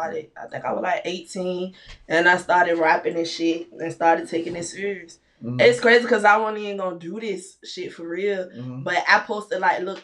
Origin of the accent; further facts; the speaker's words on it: Portsmouth, Virginia, United States; VA in the building. I'm from Portsmouth. 757 was good